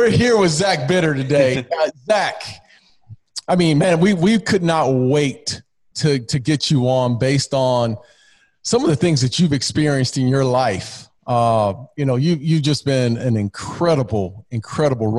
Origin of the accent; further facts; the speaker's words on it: Phoenix, Arizona, United States; I grew up in Phoenix and on the west side of Phoenix